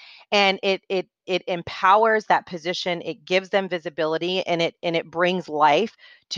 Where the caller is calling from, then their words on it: Atlanta, Georgia, United States; So I am joining you from Atlanta, Georgia.